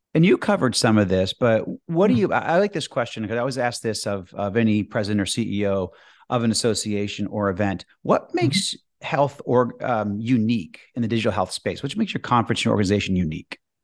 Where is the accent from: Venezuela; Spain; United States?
United States; Boston, Massachusetts; moved away; also born or lived in Washington, D.C.; I'm from Boston originally, or outside of Boston